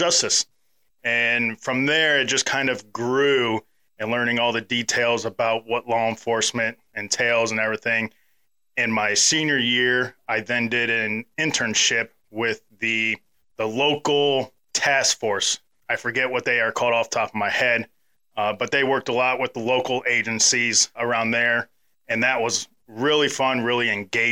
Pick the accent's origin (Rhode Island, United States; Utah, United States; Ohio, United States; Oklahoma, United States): Ohio, United States; also born or lived in Charleston, South Carolina; now in Auburn, United States; the town that we grew up in Ohio